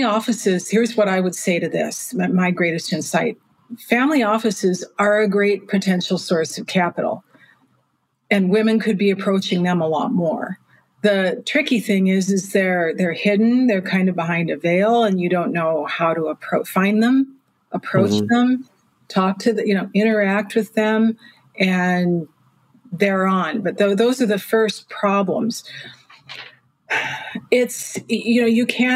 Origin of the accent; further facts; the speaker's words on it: Milwaukee, Wisconsin, United States; moved away as an adult; now in London, United Kingdom; I'm from Milwaukee.